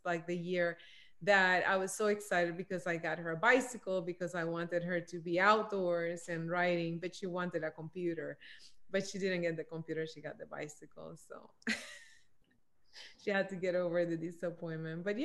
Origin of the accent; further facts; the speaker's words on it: Puerto Rico; moved away; I grew up in Puerto Rico